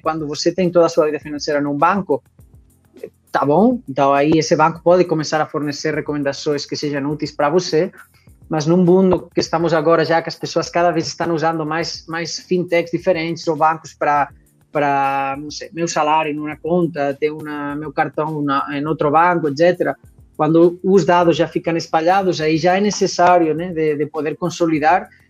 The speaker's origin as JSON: {"language": "Portuguese", "town": "Barcelona", "region": "Catalonia", "country": "Spain", "also_born_or_lived": "London", "second_language": "Portuguese", "moved": "as an adult", "lives_now": "Brazil", "said": "eu eh, sou de Barcelona, sou espanhol, eh, de origem. Agora já acolhido pelo Brasil"}